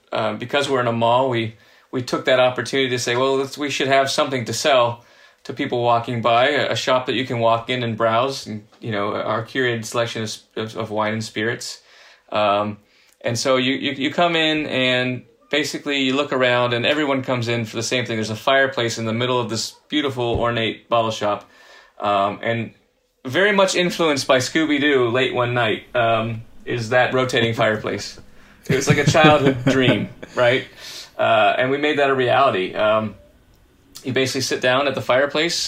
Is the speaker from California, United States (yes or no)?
yes; Southern California, United States; moved away as an adult; also born or lived in New Orleans / New York; now in San Diego, United States; I was from Southern California originally, and I've lived in San Diego before in my life, but having moved away to places like New Orleans and New York um, for you know a span of about fifteen years, uh, and coming back